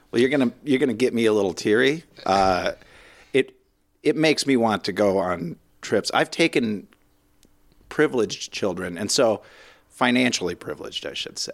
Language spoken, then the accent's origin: English; Minnesota, United States; being so Minnesotan